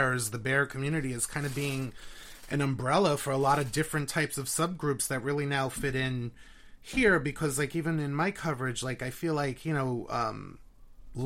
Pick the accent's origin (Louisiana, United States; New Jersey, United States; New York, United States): New York, United States; New York City; accent: New York; I was born and raised in Queens. So, you know, the New York accent is very